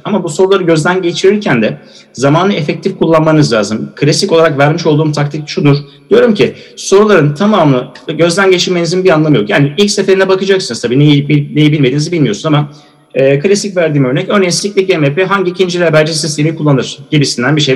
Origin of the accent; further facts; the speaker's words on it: Eskişehir, Turkey; Eskişehir Osman Gaziantep Fakültesi mezunuyum. Eskişehirliyim